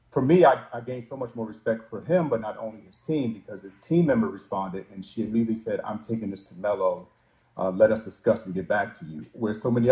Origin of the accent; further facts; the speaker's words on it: Baltimore, Maryland, United States; we're both from Baltimore